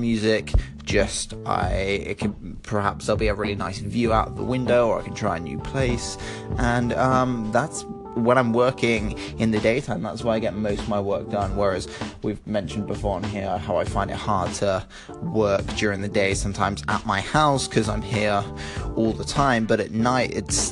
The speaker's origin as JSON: {"language": "English", "town": "Bristol", "region": "South West England", "country": "United Kingdom", "tie": "born or raised there", "said": "I grew up in Bristol"}